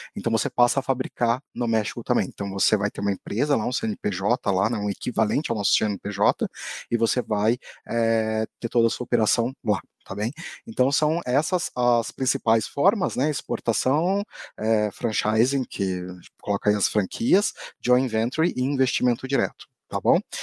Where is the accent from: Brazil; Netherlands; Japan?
Brazil